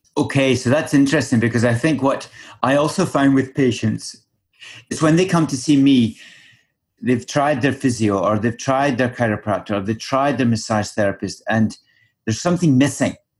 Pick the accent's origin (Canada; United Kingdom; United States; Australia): United Kingdom; Scotland; moved away; back home for me, back in Scotland